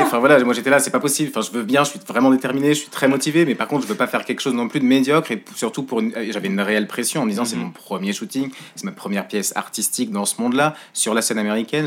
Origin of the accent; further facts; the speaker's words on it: Le Mans, Pays de la Loire, France; moved away; je suis originaire du Mans à la base